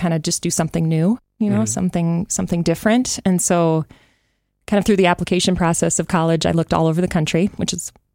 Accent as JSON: {"language": "English", "town": "Sioux Falls", "region": "South Dakota", "country": "United States", "tie": "born or raised there", "moved": "as an adult", "lives_now": "Northfield, United States", "said": "Growing up in Sioux Falls was amazing and great friends, great opportunities"}